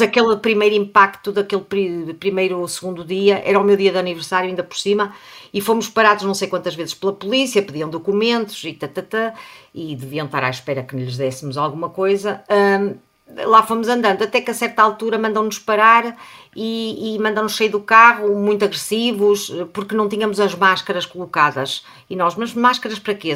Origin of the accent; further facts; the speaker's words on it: Portugal; nós somos portugueses